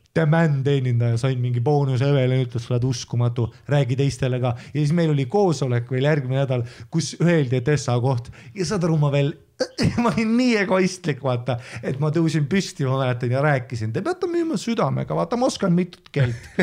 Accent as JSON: {"language": "Estonian", "country": "Estonia", "said": "ma olen eestlane"}